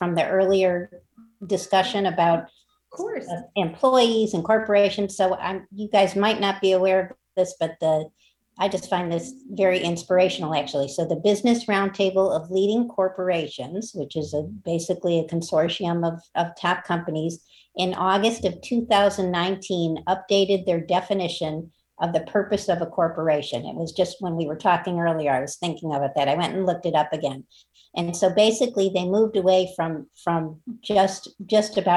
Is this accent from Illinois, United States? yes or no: yes; Chicago, Illinois, United States; now in Santa Barbara, United States; I'm originally from Chicago, Illinois, and the southern suburbs of Chicago